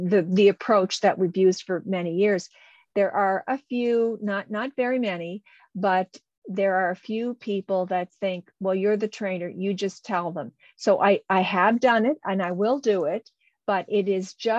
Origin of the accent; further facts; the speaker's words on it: Canada; I'm a Canadian